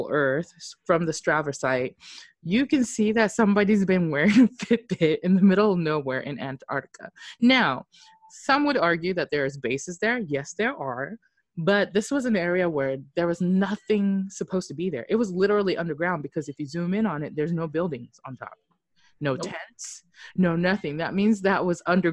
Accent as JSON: {"language": "English", "country": "Japan", "said": "I'm from Japan"}